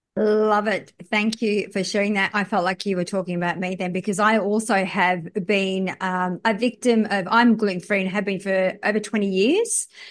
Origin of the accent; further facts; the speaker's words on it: Australia; I'm from Australia